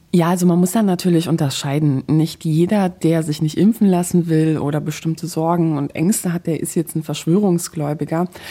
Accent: Poland; moved away; ich gebürtige Polin bin

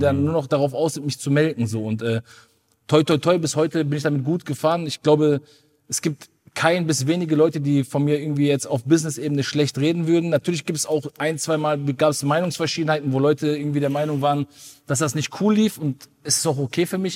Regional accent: Ruhr area, North Rhine-Westphalia, Germany; ich komme aus dem Ruhrpott

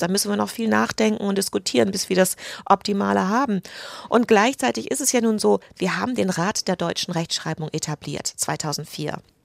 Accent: United Kingdom; moved away as an adult; also born or lived in England; now in Germany; ich bin Britin

